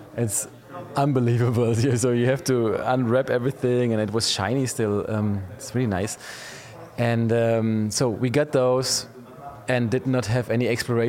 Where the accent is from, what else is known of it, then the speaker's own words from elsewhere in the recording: Pforzheim, Baden-Württemberg, Germany; English is a second language; the city I'm from Pforzheim